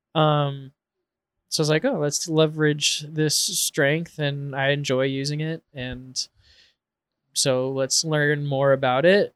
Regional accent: Portland, Oregon, United States; growing up in Portland

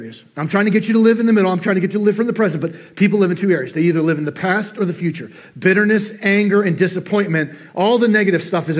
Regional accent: New Jersey, United States; moved away; I'm from New Jersey, I can't say worry right

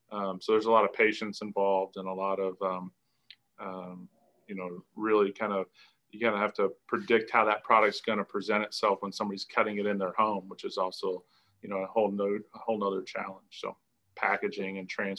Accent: Indiana, United States; And I grew up in restaurants buying their cheese. And, you know, they were kind of one of these first true artisans that I can remember, at least in Indiana.

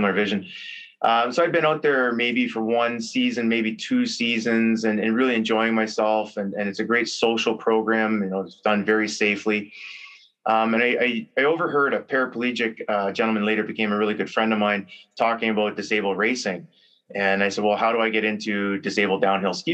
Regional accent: Cambridge, Ontario, Canada; I grew up here in Preston, Cambridge, right by the arena.

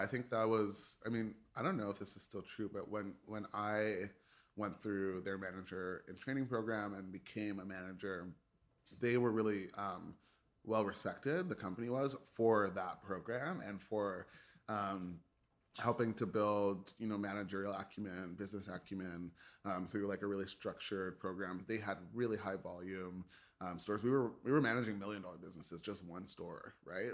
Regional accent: Toronto, Ontario, Canada; I was born in Scarborough General, um, and the earliest part of my life was, uh, in Scarborough.

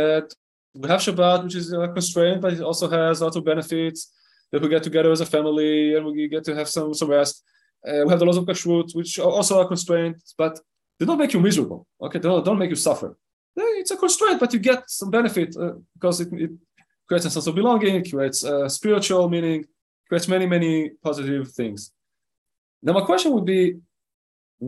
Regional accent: Israel; Now, I live in Israel, okay? I was born in Israel, I grew up in Israel.

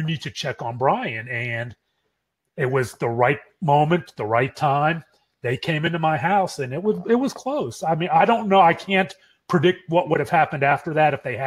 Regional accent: Pittsburgh, Pennsylvania, United States; now in Dallas, United States; We grew up in Pittsburgh, and we live walking distance to each other in Dallas.

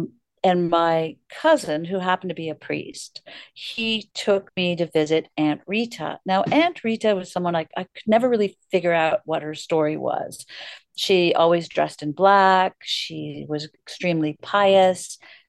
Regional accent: Toronto, Ontario, Canada; born or raised there; also born or lived in Malta

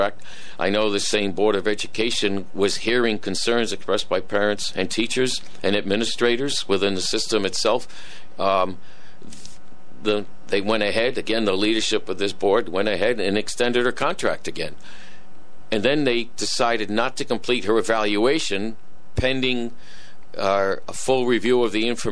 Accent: Norwich, Connecticut, United States; I live here. This is my hometown

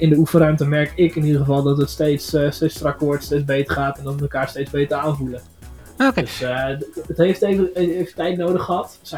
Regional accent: Zwolle, Overijssel, Netherlands; Eh, wij zijn viertal uit Zwolle.

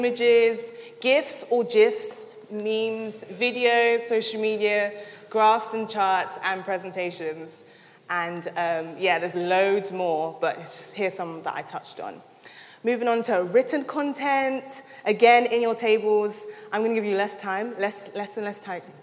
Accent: London, United Kingdom; moved away as an adult; now in Sheffield, United Kingdom; I'm originally from London

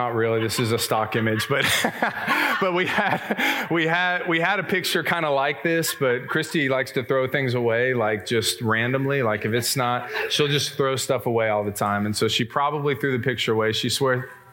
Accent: Plano, Texas, United States; I grew up in West Plano

